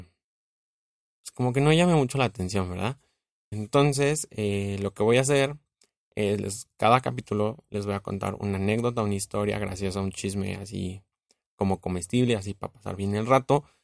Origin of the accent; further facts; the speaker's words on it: Mexico; como buen mexicano